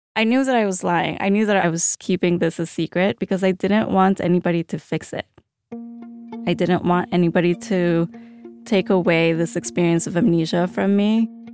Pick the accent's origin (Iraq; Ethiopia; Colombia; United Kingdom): Colombia; moved away; also born or lived in Chicago; I grew up in fear living in Colombia